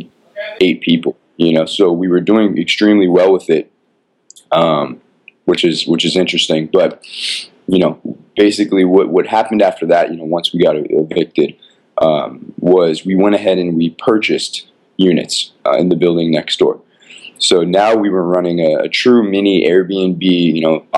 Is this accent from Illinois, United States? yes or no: no; Los Angeles, California, United States; I'm a local Angeleno, born and raised in Los Angeles.